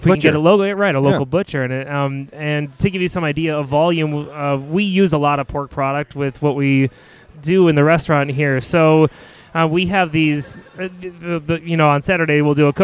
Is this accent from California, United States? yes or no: no; Chicago, Illinois, United States; moved away as an adult; also born or lived in Champaign, Illinois; now in Bellingham, United States; I'm totally a city boy. I'm from Chicago originally.